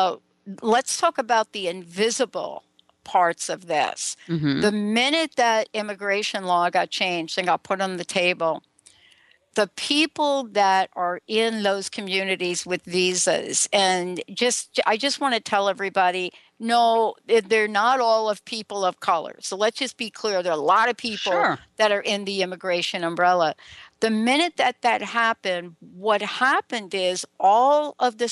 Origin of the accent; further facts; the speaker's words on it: New York City, New York, United States; I grew up in New York too